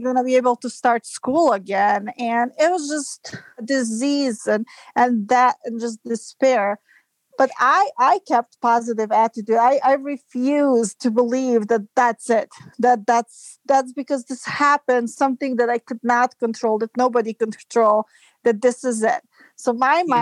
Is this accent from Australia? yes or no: no; Serbia; moved away as an adult; now in United States; I'm from Serbia and I moved to United States in 2005